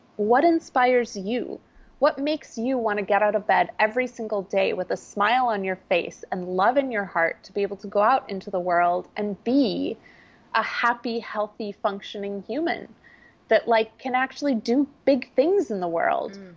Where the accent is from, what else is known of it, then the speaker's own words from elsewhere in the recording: small town Minnesota, United States; I'm a Midwesterner. I grew up in small town Minnesota